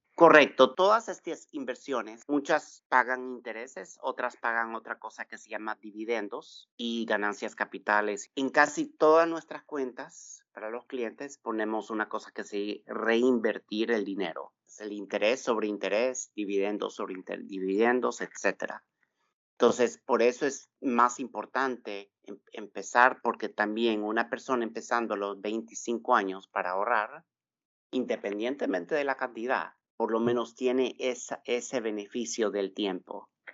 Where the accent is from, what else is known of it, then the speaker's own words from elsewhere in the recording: Texas, United States; moved away as an adult; also born or lived in San Salvador, El Salvador; now in California, United States; Yo nací en San Salvador, El Salvador. Me vine de cinco años con mis padres y hermanas a Texas y viví, crecí, me eduqué y trabajé por bastantes años